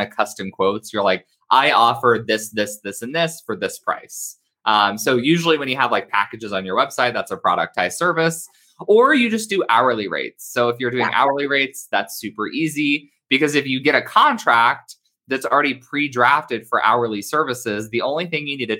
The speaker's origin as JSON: {"language": "English", "region": "Indiana", "country": "United States", "moved": "as an adult", "lives_now": "Southern California, United States", "said": "I'm from Indiana"}